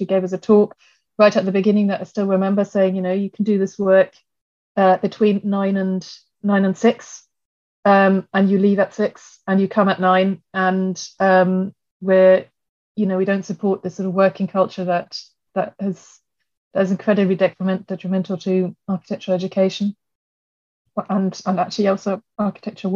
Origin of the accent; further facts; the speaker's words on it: Germany; moved away as an adult; also born or lived in Sheffield; now in London, United Kingdom; I grew up in Germany